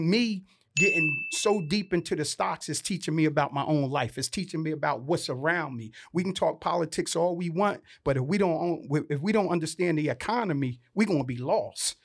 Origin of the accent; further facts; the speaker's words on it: Vineland, New Jersey, United States; moved away; I'm from this little town called Vineland, New Jersey, sixty thousand population.